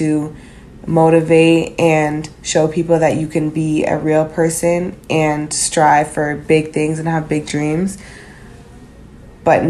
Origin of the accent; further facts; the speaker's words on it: Canada; moved away as an adult; also born or lived in Florida; now in United States; growing up in Canada, being in the States